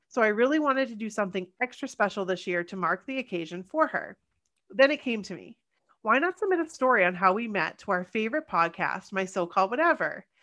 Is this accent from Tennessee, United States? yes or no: no; Los Angeles, California, United States; maybe it's because we are from Los Angeles.